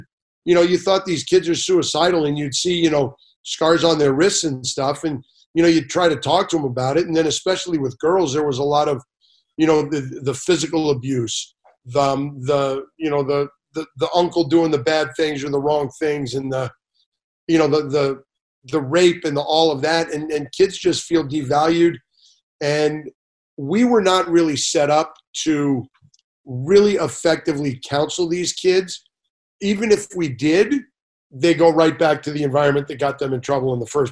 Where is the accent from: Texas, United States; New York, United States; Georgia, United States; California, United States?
California, United States; Los Angeles; Grew up in Sepulveda, which is now called North Hills, which is down in the valley